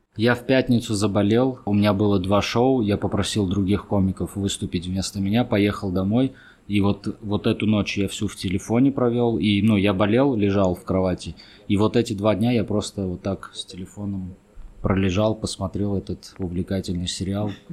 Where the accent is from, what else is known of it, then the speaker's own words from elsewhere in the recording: Armenia; also born or lived in Moscow; я армянин